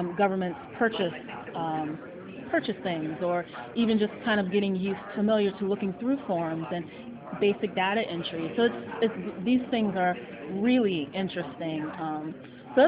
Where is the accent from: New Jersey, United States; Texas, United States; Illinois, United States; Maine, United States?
Illinois, United States; Chicago; I am from Chicago, Illinois, United States